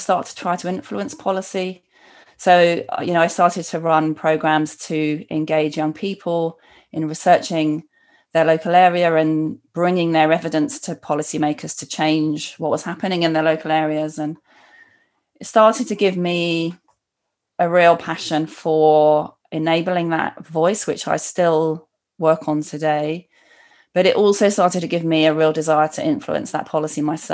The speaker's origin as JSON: {"language": "English", "region": "London", "country": "United Kingdom", "tie": "born or raised there", "said": "Growing up in London as a teenager in the 1980s"}